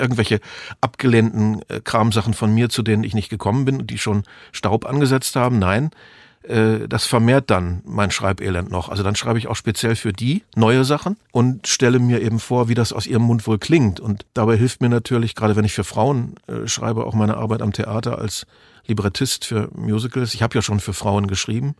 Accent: the West, West Germany, Germany; also born or lived in Lusatia (family origin); da ich ja eine ostdeutsche Herkunft habe, wir stammen ja aus der Lausitz, auch wenn ich im Westen aufgewachsen bin

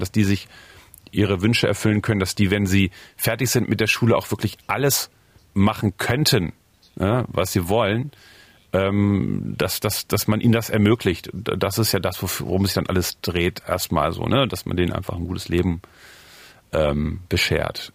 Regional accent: Osterode am Harz, Lower Saxony, Germany; moved away as an adult; also born or lived in Northeim / East Berlin; now in Berlin, Germany; Ich komme ja aus Osterode am Harz. Ich würde schon sagen, dass die Harzer da in der Gegend, wo ich jetzt aufgewachsen bin, auch eine ganz eigene Mentalität haben

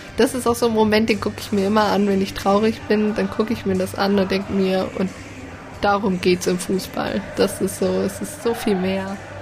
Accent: Bielefeld, North Rhine-Westphalia, Germany; moved away as an adult; now in Hannover, Germany; Ich komme aus Bielefeld, studiere Medienmanagement in Hannover

